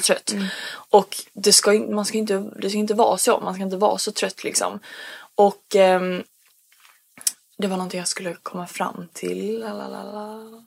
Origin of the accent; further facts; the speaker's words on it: Sweden; jag är bara så svensk